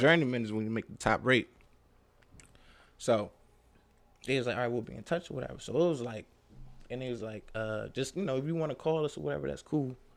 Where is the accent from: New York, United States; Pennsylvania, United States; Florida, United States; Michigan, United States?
Pennsylvania, United States; Philadelphia; I'm from North Philly, you know, single parent home